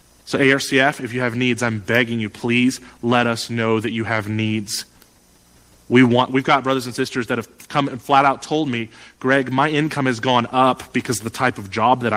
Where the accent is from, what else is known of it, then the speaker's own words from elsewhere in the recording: United States; as an American